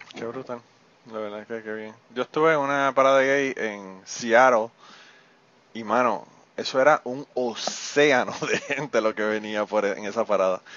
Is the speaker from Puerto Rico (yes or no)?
yes; Puerto Rico; nosotros tenemos los genes, ¿verdad? Que parte de nuestros genes como boricua son los taínos